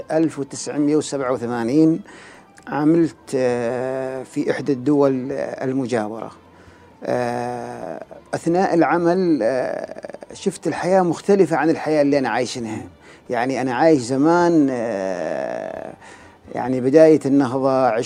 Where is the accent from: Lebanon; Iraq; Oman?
Oman; وشافني انا مثلا ما من البلد هذه انا يعني من من عمان فحس مني بالامان